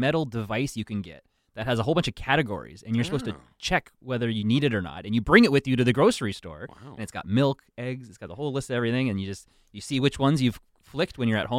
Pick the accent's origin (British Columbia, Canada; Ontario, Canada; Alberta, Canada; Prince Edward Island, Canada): Ontario, Canada; I'm from Ontario